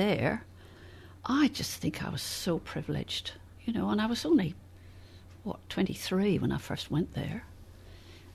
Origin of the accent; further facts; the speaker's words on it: Northern Ireland, United Kingdom; I came from Northern Ireland